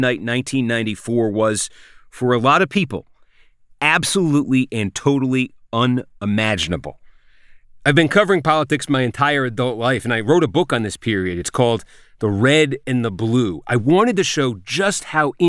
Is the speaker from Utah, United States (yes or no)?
no; Groton, Massachusetts, United States; my hometown of Groton, Massachusetts.